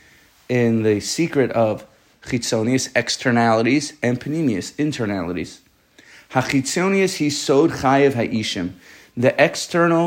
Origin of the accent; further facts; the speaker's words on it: New York City, New York, United States; I'm from Staten Island